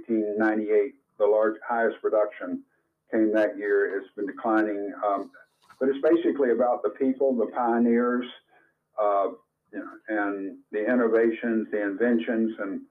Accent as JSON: {"language": "English", "region": "Florida", "country": "United States", "tie": "born or raised there", "moved": "yes", "lives_now": "Anderson, Indiana, United States", "said": "since I was growing up in Florida."}